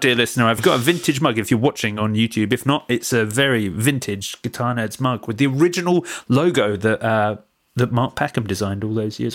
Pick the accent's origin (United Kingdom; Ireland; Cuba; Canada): United Kingdom; Watford, East of England; moved away as an adult; now in Brighton, United Kingdom; I left my hometown as soon as I could